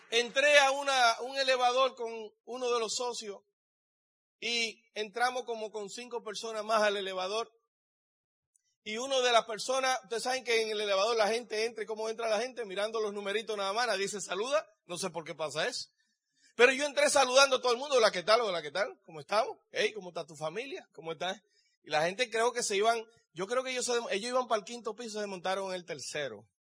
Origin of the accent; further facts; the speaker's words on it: Dominican Republic; now in United States; Yo vengo de la República Dominicana y estoy aquí en California con ustedes.